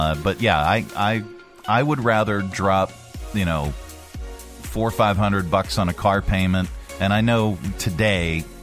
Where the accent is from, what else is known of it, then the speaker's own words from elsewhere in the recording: Pittsburgh, Pennsylvania, United States; I'm from Pittsburgh